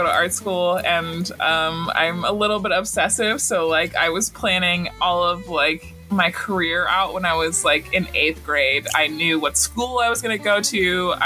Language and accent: English; Montana, United States; I'm from Montana